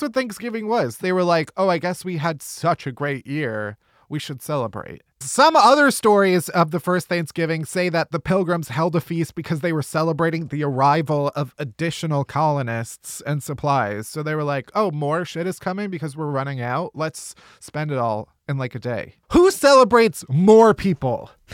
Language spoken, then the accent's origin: English; Chicago, Illinois, United States; I'm from Chicago